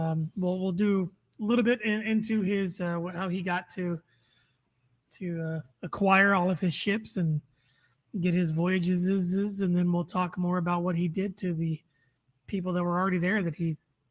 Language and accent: English; Kansas, United States; because I'm from Kansas